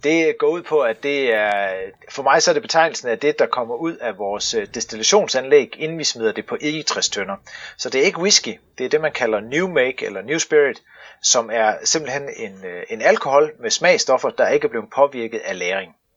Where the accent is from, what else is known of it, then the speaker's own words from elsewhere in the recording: Stauning, Central Denmark Region, Denmark; ude i Stavning, hvor jeg kommer fra